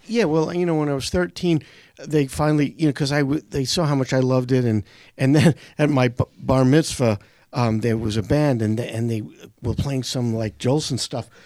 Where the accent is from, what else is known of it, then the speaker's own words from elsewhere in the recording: New York City, New York, United States; I grew up in Brooklyn.